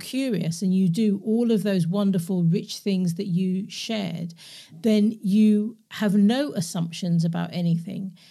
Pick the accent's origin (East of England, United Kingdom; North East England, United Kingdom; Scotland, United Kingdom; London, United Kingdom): London, United Kingdom; moved away as an adult; also born or lived in Glasgow; born and raised in London, but I grew up in Glasgow 'cause I moved there when I was eighteen